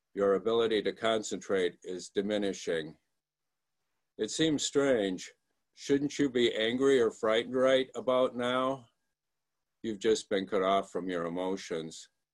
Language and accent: English; Michigan, United States; moved away; I'm from Michigan, and, and you're seeing me from Michigan today. I came back here about four years ago to uh, look after my mom